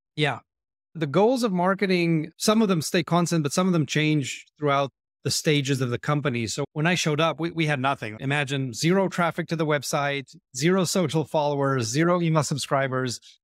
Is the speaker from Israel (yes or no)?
yes; Israel; I was born and raised in Israel